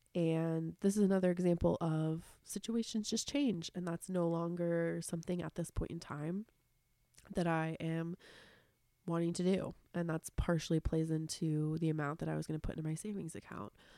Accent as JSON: {"language": "English", "town": "Seattle", "region": "Washington", "country": "United States", "tie": "born or raised there", "said": "growing up in Seattle and having really dark, rainy winters"}